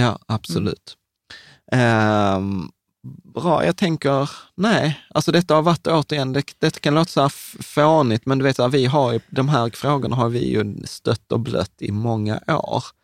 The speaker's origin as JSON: {"language": "Swedish", "country": "Sweden", "tie": "born or raised there", "said": "vi föddes i Sverige"}